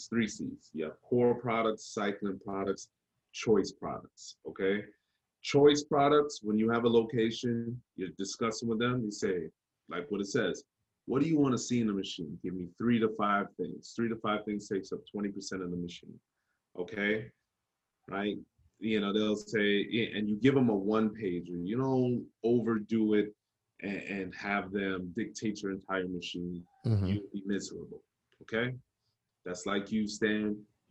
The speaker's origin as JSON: {"language": "English", "region": "New York", "country": "United States", "tie": "born or raised there", "also_born_or_lived": "Jamaica", "said": "when I grew up in New York, my father, my grandfather, my uncle owned construction"}